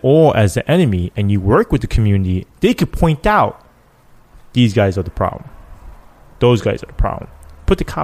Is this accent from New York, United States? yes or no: yes; New York City, New York, United States; I grew up in that.